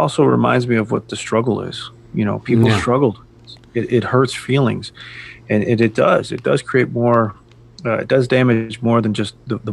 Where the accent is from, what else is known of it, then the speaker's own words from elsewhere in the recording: United States; as Americans